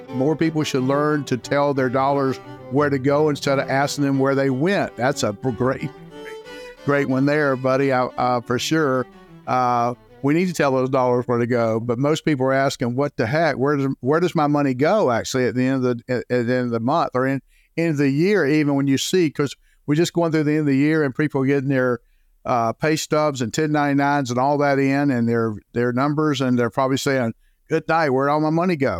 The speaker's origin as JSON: {"language": "English", "town": "Jacksonville", "region": "Florida", "country": "United States", "tie": "born or raised there", "lives_now": "Saint Augustine, United States", "said": "born and raised in Jacksonville, Florida"}